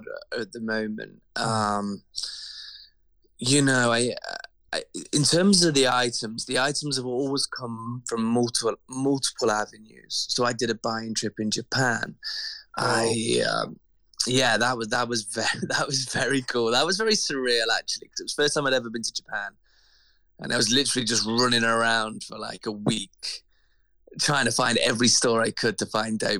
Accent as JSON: {"language": "English", "region": "England", "country": "United Kingdom", "tie": "born or raised there", "moved": "as an adult", "lives_now": "Vancouver, Canada", "said": "Growing up in England"}